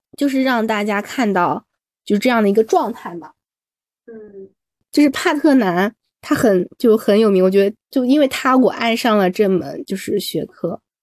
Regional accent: China; 我作为一个中国人

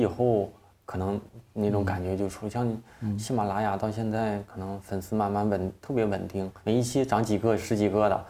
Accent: Dandong, Liaoning, China; moved away; 我老家是辽宁

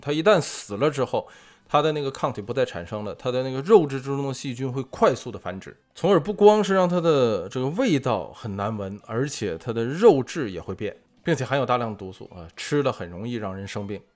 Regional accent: China; 身为中国人

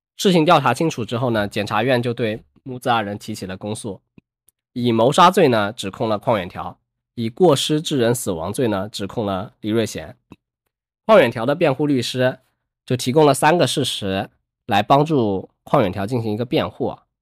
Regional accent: a province near Hong Kong, southern China, China; 我是南方人，我就在附近，就周围省， 省份

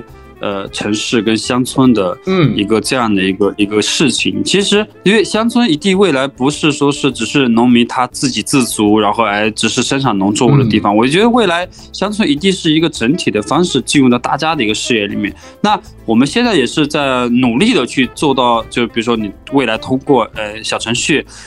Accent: Honghe Prefecture, Yunnan, China; now in Menglian, China; 我我是云南的，呃，红河州的人，离。孟连这边，哎，稍微有一点点远了

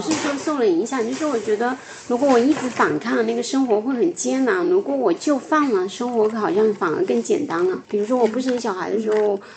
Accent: Fujian, China; 我出生在福建

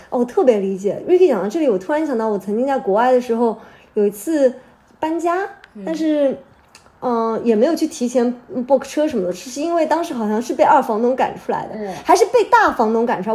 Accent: Hangzhou, Zhejiang, China; now in Shanghai, China; 我家乡在杭州嘛，杭州是三面环山

